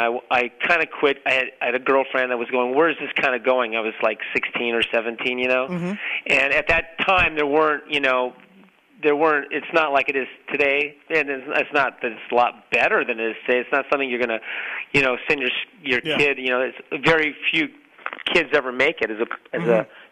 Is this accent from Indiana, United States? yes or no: no; Torrance, California, United States; I grew up in Torrance.